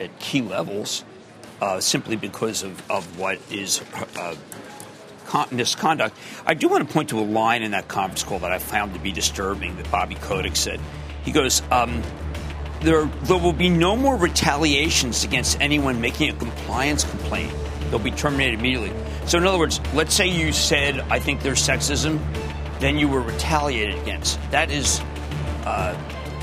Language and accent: English; New York City, New York, United States; I'm from Brooklyn.